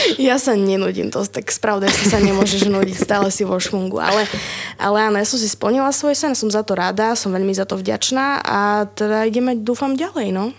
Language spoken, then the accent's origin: Slovak; Humenné, Prešov Region, Slovakia; now in Trnava, Slovakia; cestujem z Trnavy do Humenného na východ, odkiaľ pochádzam